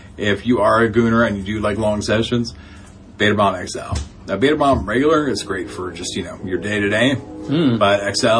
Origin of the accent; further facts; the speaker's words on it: United States; Welcome to our new listeners in Norway, my country of origin, and the U.S., my other country of origin, because I am an American made with Norwegian parts.